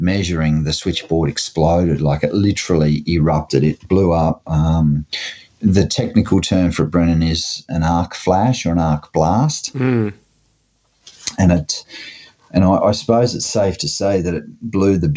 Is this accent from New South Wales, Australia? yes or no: no; Gladstone, Queensland, Australia; Gladstone, Queensland, which is my hometown